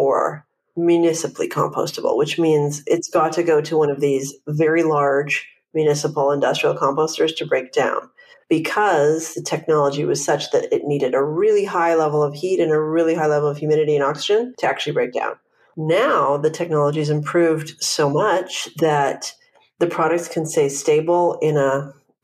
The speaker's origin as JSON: {"language": "English", "town": "Vancouver", "region": "British Columbia", "country": "Canada", "moved": "yes", "lives_now": "Los Angeles, United States"}